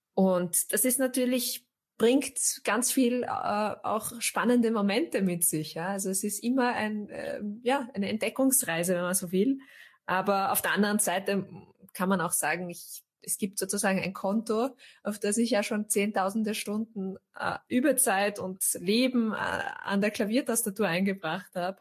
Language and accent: German; Austria; ich bin Österreicherin, ich bin hier geboren, meine Großeltern waren schon hier